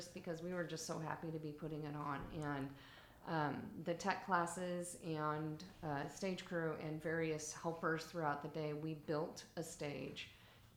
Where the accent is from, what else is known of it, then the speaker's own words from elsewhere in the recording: El Centro, California, United States; moved away as an adult; I started my career at Central Union High School, which is actually where I graduated